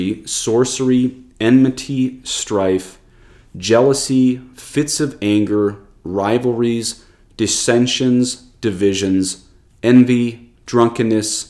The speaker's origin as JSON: {"language": "English", "country": "United States", "said": "we Americans"}